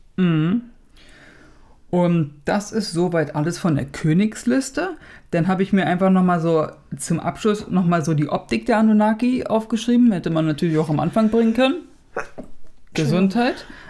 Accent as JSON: {"language": "German", "country": "Germany", "said": "hier bei uns in Deutschland"}